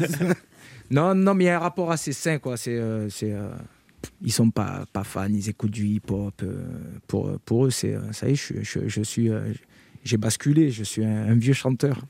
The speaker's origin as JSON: {"language": "French", "town": "Carpentras", "region": "Provence-Alpes-Côte d'Azur", "country": "France", "tie": "born or raised there", "said": "je suis natif de Carpentras. J'ai grandi à Carpentras, dans le Vaucluse."}